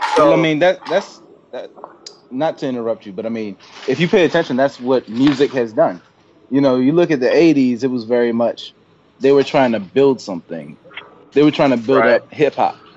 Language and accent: English; Baltimore, Maryland, United States; I'm from Baltimore